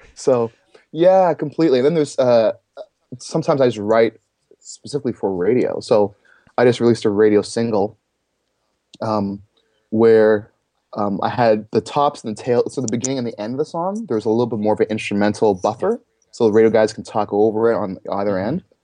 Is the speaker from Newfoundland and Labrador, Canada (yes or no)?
no; Toronto, Ontario, Canada; I'm from Toronto, Canada area, you know, somewhere in that Toronto vicinity